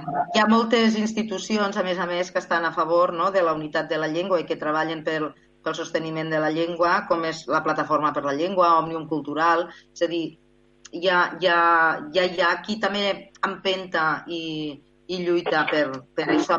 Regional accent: Terres de l'Ebre, Catalonia, Spain

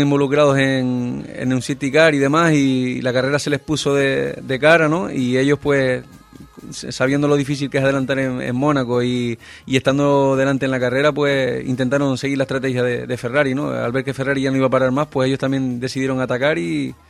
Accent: Gran Canaria, Canary Islands, Spain; mi tierra

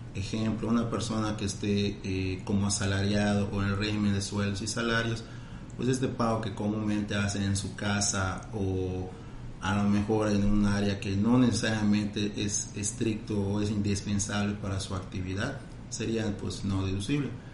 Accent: Mexico; Como buenos mexicanos

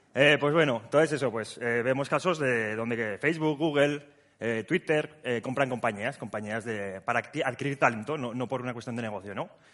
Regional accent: Huesca, Aragon, Spain; now in Zaragoza, Spain; que estamos en Zaragoza, pero yo soy de Huesca

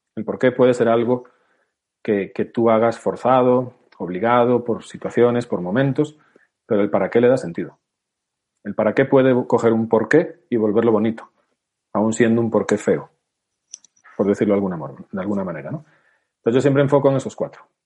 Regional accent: Spain; somos españoles

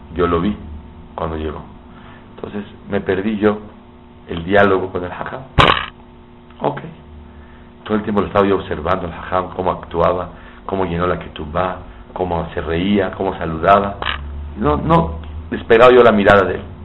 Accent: Mexico; soy de México, soy alumno del, alumno de su papá, el Rosh Shiva Biuni de México

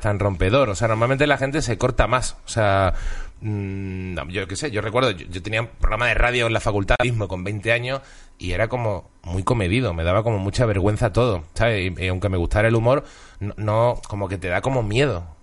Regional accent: Seville, Andalusia, Spain; also born or lived in Huelva; Yo nací en Huelva, me crié en Sevilla, pero tengo media familia vasca.

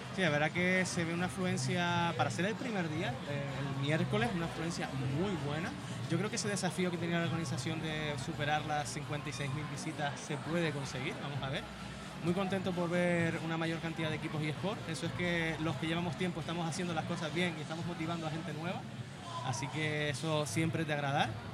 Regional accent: Canary Islands, Spain

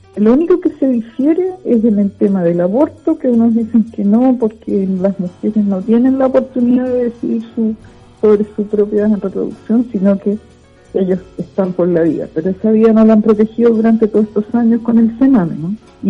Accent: Viña del Mar, Valparaíso, Chile; also born or lived in Villa Alemana / Playa Ancha / Quilpué; nací en Viña del Mar un 9 de noviembre de 1952

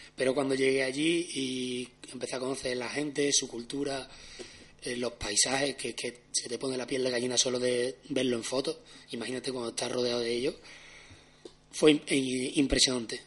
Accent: Seville, Andalusia, Spain; also born or lived in Australia; nací aquí en Sevilla

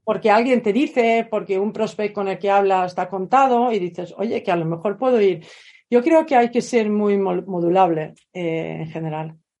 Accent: Sweden; moved away as an adult; now in Spain; vivo en España, soy sueca de origen y vivo en España desde hace casi 30 años

